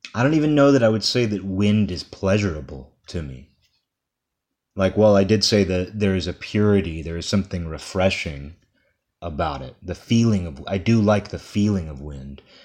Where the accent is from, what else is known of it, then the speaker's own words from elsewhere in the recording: United States; I'm speaking as an American here